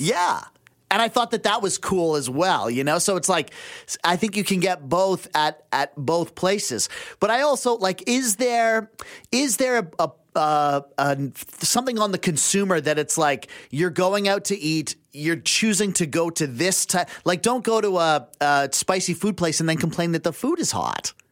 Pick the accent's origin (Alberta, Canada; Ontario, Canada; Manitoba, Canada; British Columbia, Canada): British Columbia, Canada; Abbotsford; moved away; I grew up in Abbotsford